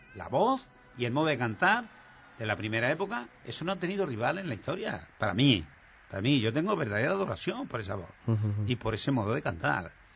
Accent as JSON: {"language": "Spanish", "town": "Bujalance", "region": "Andalusia", "country": "Spain", "tie": "born or raised there", "also_born_or_lived": "Madrid", "moved": "as an adult", "said": "yo adoro mi pueblo porque allí he nacido, allí han nacido mis padres, mis hermanos y todos."}